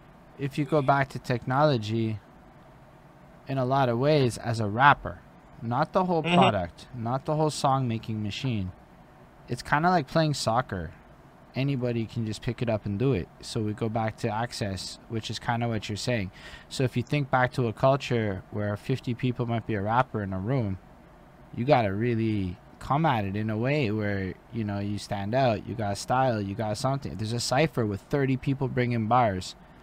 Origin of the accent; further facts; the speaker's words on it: Canada; I grew up in Canadian poor, which is just, come on, it's Canadian poor.